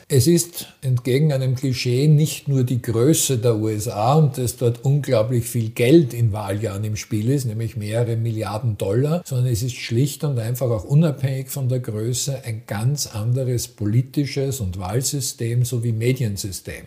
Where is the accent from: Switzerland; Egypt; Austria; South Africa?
Austria; wir als Österreicher